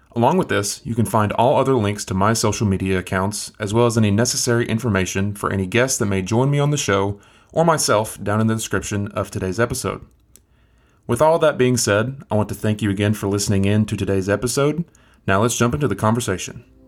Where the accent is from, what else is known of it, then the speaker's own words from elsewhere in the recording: McMinn County, Tennessee, United States; accent: southeastern US; I grew up in, um, Mick Minney County, uh, in Tennessee, uh, Southeast Tennessee